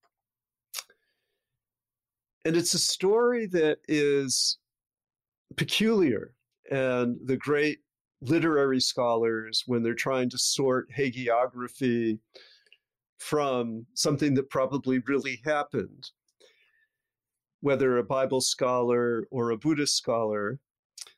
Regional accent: Avon, New York, United States; my hometown of Avon, New York, near Rochester

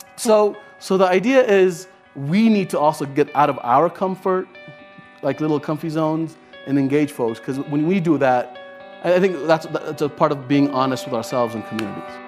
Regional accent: Virginia, United States; also born or lived in Afghanistan; I live in Virginia. I'm from the Commonwealth, so I love my state

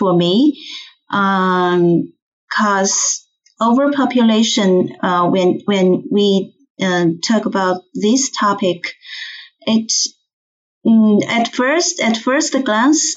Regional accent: China; English is a second language; moved away as an adult; now in Toronto, Canada; I came from China. Now I live with my daughter in Toronto, Canada

